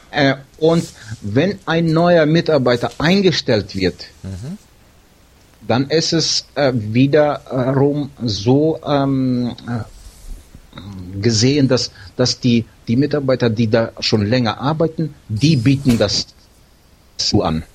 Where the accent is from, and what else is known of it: Siberia, near Novosibirsk, Novosibirsk Oblast, Russia; moved away